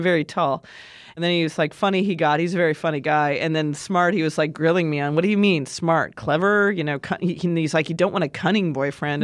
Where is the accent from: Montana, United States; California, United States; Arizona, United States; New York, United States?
Montana, United States; moved away; I'm from Montana